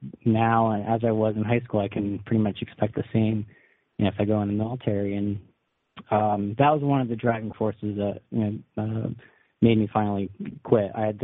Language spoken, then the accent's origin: English; New York, United States; And so I grew up in the Hudson Valley, which just like 40 minutes away from West Point.